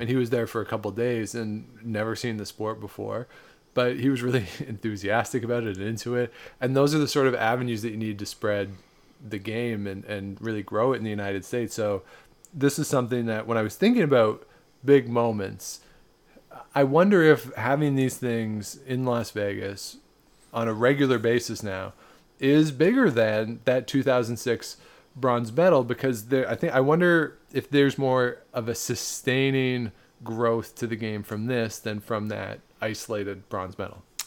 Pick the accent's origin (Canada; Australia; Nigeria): Canada; we're Canadian.